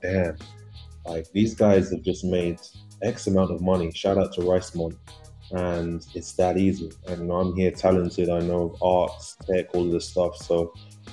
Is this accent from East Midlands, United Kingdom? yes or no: no; London, United Kingdom; I'm from London, UK